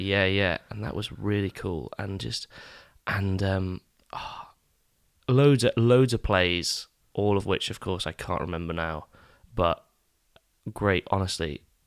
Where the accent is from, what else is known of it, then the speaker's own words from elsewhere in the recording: East Neuk, Scotland, United Kingdom; also born or lived in England; I grew up in the East Nuke